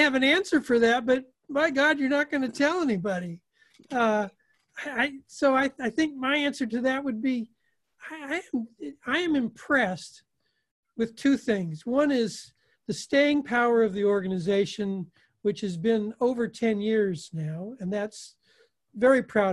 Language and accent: English; Oregon, United States; a farm boy from Oregon